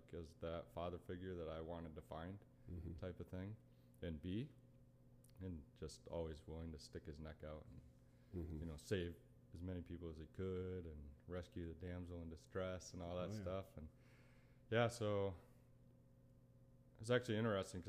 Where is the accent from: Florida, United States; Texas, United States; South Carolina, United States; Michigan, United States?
Michigan, United States; northern Lower Peninsula; I grew up small farm in Michigan, kind of northern Lower Peninsula